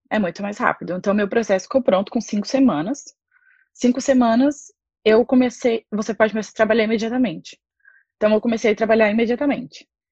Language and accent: Portuguese; Anápolis, Goiás, Brazil; moved away as an adult; now in Ireland; eu sou de Anápolis, interior de Goiás